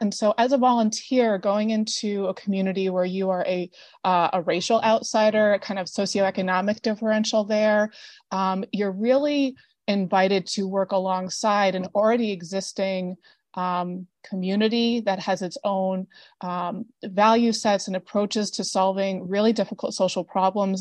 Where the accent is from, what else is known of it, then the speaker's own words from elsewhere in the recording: upstate New York, United States; also born or lived in Peru; a homeless shelter in my hometown that I had volunteered at prior to being in Peru. And it's a women and children's homeless shelter called the Family Life Center in upstate New York